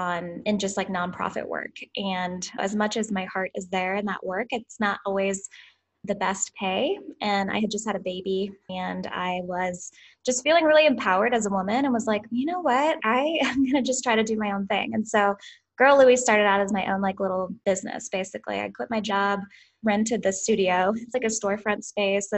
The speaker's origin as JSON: {"language": "English", "region": "Southern Illinois", "country": "United States", "tie": "born or raised there", "moved": "yes", "lives_now": "St. Louis, United States", "said": "I'm from Southern Illinois, just like a small farm town. Grew up in a cow farm"}